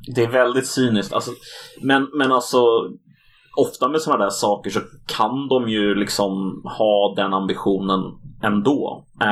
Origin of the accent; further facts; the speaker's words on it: Sweden; den här kulturella identiteten som vi bär på som svenskar, är just svensk